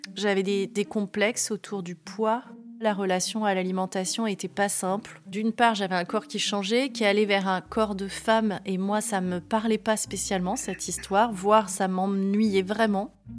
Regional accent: Var, Provence-Alpes-Côte d'Azur, France; je suis née dans le Var en 1979

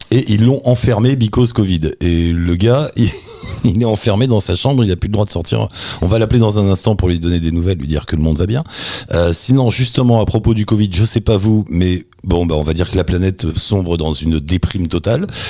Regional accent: France; nous on est français

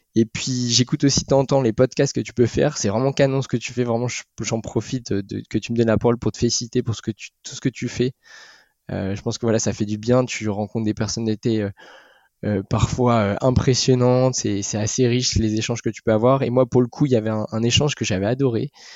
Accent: the North, Hauts-de-France, France; je suis originaire du Nord

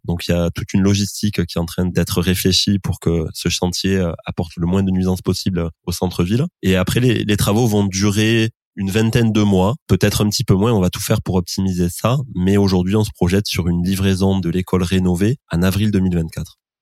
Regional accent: Rodez, Occitania, France; je suis de l'Aveyron, je suis de Rodez

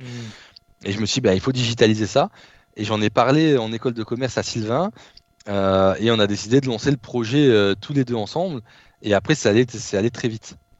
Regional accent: Behren-lès-Forbach, Grand Est, France; moved away as an adult; also born or lived in Nancy / Lithuania / Poitiers; Donc petite euh, ville, BRN les Forbach. Euh, donc c'est une cité de, 10 000 habitants, euh, anciennement cité la plus pauvre de France. 70% de, il y avait 70% auprès des jeunes de taux de chômage et 35% de taux de pauvreté. Et en fait, donc j'ai grandi dans cette ville

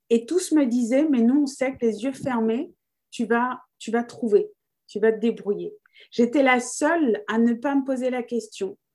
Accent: France; also born or lived in Australia; donc, je suis née en Australie euh, donc, j'ai eu la chance euh, de naître euh, avant les années 90 pour vous donner un indice sur mon âge, mais il y avait le droit du sol. Donc, j'ai eu la nationalité australienne. Mais j'ai grandi en France

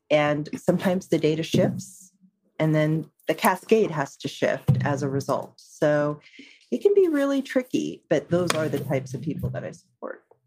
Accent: San Francisco Bay Area, California, United States; I'm in the San Francisco Bay Area. So I'm uh, actually a native of this area

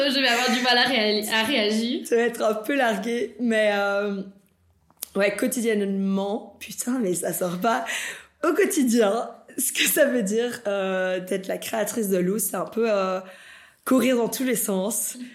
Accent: Brussels, Belgium; also born or lived in Bolivia; moi je suis née ici en Belgique, mais à mes 5 ans, on est parti en Bolivie. Euh, et du coup, à mes 13 ans, on est revenu ici en Belgique.

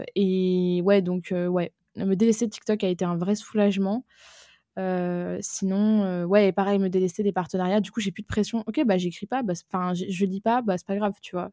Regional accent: Aix-en-Provence, Provence-Alpes-Côte d'Azur, France; also born or lived in Lyon; j'ai grandi à Aix-en-Provence

